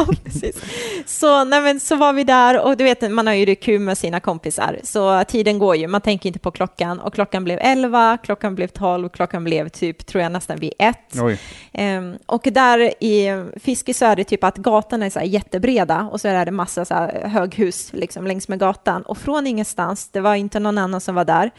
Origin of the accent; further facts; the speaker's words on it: Nacka, Stockholm County, Sweden; jag är uppvuxen i förorten uppe i Stockholm, mm. i en förort som heter Fisksätra